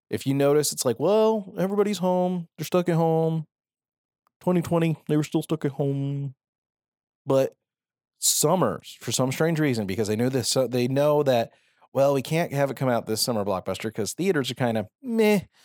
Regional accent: Phoenix, Arizona, United States; I am from Arizona. I am from Phoenix.

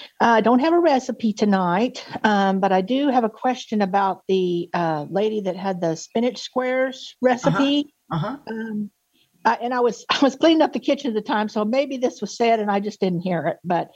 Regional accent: Tulsa, Oklahoma, United States; I am from Tulsa, Oklahoma.

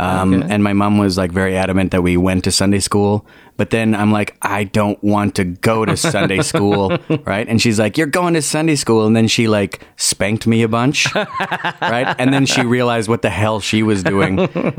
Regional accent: Winnipeg, Manitoba, Canada; born there; I was born in Winnipeg. Probably conceived on Valentine's Day.

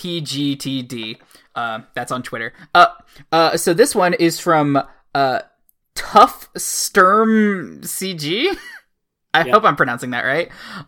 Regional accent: United States; I'm an American.

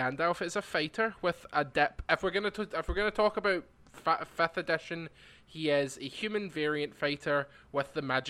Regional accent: Scotland, United Kingdom; I'm too Scottish over here.

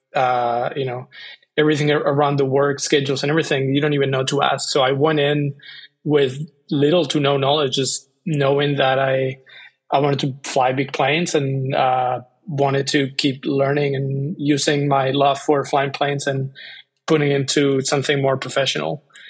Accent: Spain; moved away as an adult; also born or lived in Bay Area, United States; now in United States; I grew up in Spain.

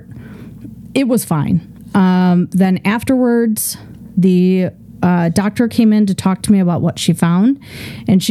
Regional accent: Midwest, United States; I grew up in the Midwest

